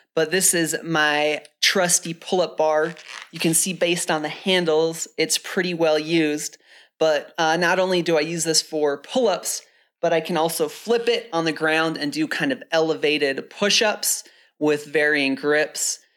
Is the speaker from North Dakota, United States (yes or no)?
yes; the Midwest and North Dakota, United States; now in Flagstaff, United States; I wore those growing up in the Midwest and North Dakota. But since moving to Flagstaff